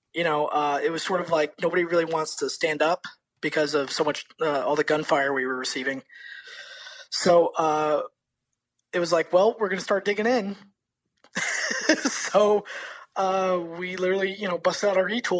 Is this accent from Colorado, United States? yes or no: no; Florida, United States; Growing up in Florida. Florida. Yeah, growing up in Florida.